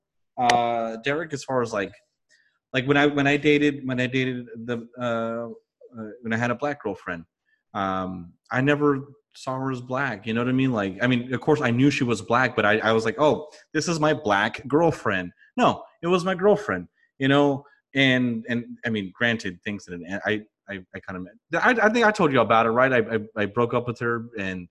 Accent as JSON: {"language": "English", "country": "United States", "said": "I'm from America"}